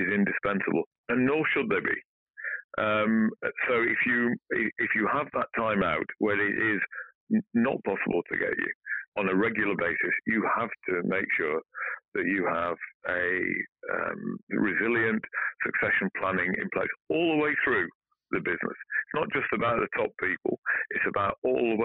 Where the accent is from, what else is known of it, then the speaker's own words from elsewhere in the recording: Barnsley, Yorkshire and the Humber, United Kingdom; I'm from Barnsley, Yorkshire